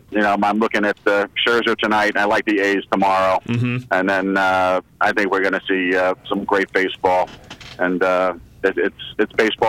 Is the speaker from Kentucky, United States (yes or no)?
no; New York, United States; I am a New Yorker, but I'm a lifelong Red Cardinals fan.